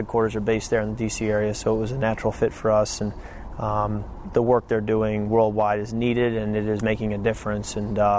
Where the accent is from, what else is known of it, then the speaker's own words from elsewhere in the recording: Western Michigan, United States; moved away; I'm from Western Michigan. That's where I grew up